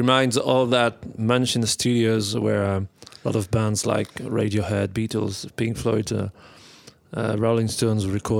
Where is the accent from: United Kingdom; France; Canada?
France; Brest, Brittany; moved away as an adult; now in Paris, France; Well, I'm from Brest in Brittany, and I'm living in Paris now maybe almost 10 years now.